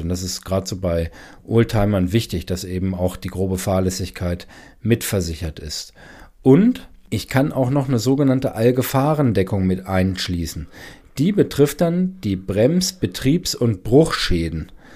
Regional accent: Germany; bei uns in Deutschland

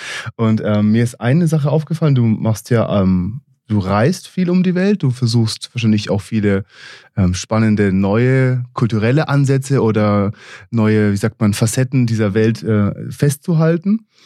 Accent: Israel; moved away as an adult; also born or lived in United States; geboren und aufgewachsen in Israel, mit 20 Jahren in die USA gegangen, den Bachelor an der East Coast in New York gemacht, den Master in San Francisco

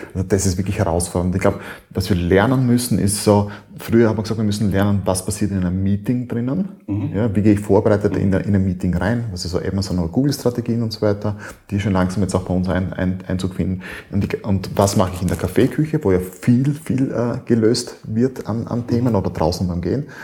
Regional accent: Styria, Austria; bei uns in der Steiermark, äh, in Österreich.

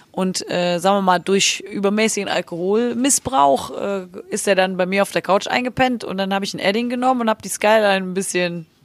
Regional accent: Cologne, North Rhine-Westphalia, Germany; Das kriegt man ja als Kölner jetzt selbst.

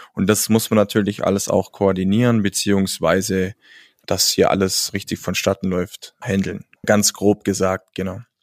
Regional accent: Allgäu, Bavaria, Germany; Als Allgäuer

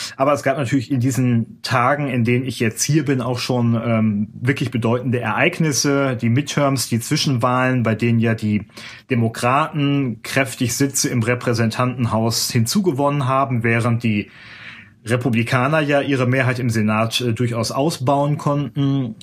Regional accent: Germany; moved away as an adult; now in Washington, United States; bei uns in Deutschland

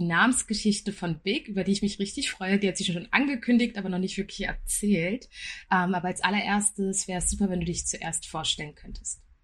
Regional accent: Berlin, Germany; Wir sind alle drei in Berlin groß geworden

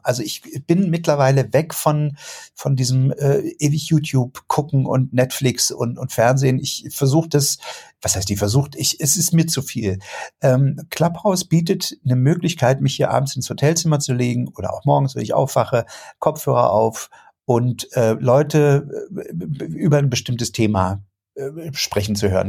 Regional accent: Germany; wir in Deutschland

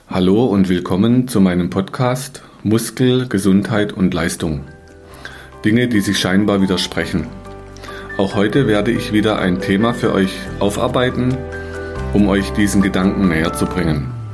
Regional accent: Kinzigtal, Baden-Württemberg, Germany; Ich bin hier auch im Tal aufgewachsen

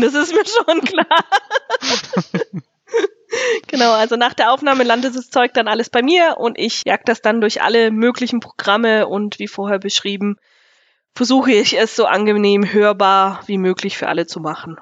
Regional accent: Nersingen, Bavaria, Germany; Ich komme hier aus der Gemeinde Nersingen.

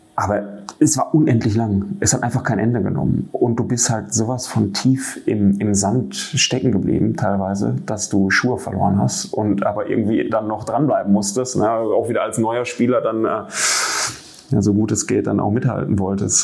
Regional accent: Marl, North Rhine-Westphalia, Germany; ich bin gebürtiger Maler

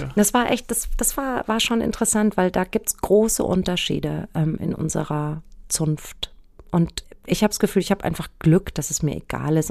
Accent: Frankfurt area, Hesse, Germany; ich komme ja aus der Ecke und bin zwar St. Pauli-Fan, aber Eintracht Frankfurt ist so mein, mein Urverein

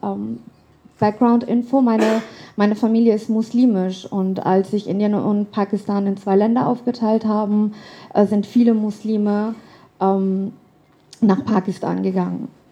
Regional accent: Hamburg, Germany; moved away as an adult; also born or lived in London / Canada; now in Frankfurt, Germany; dann haben wir ausprobiert, ähm, nach Kanada auszuwandern. Waren einige Monate in Kanada und sind dann zurück nach Hamburg, wo ich dann irgendwann eingeschult worden bin

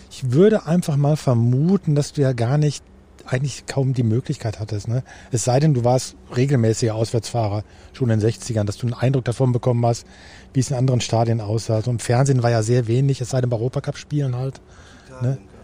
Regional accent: Germany; für uns als Deutsche

